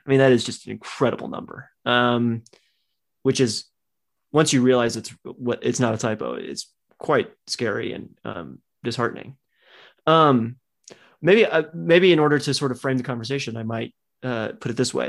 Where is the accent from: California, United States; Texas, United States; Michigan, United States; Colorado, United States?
Texas, United States; I grew up in Texas